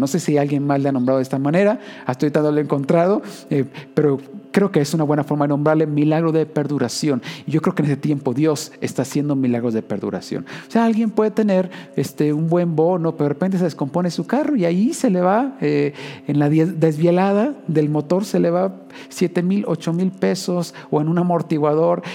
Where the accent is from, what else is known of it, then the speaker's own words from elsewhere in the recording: Usmajac, Jalisco, Mexico; now in Guadalajara, Mexico; yo soy de un pueblo, eh, podrías llegar a cualquier punto en 15 minutos. Yo recuerdo, yo crecí en Uzmajajali